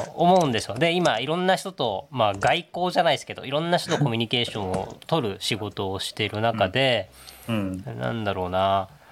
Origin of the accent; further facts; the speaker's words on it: Iheya, Okinawa, Japan; moved away as an adult; also born or lived in Nagasaki / Tokyo / Kyoto; now in Daisen, Japan; 長崎で生まれたですけど沖縄の伊平屋島というとこで育ち